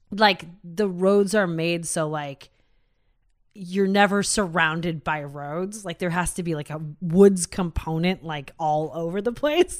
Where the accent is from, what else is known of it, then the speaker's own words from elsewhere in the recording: United States; we're American